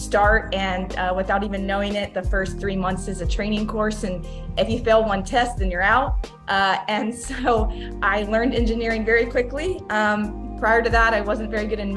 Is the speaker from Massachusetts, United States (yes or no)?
no; Texas, United States; I born and raised in Texas